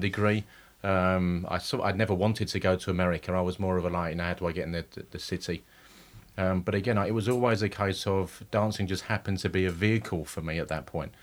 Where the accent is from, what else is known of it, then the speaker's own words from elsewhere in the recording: Romford, London, United Kingdom; also born or lived in Stepney; I'm from Romford. My family's from Stepney, but my, I was brought up in Romford.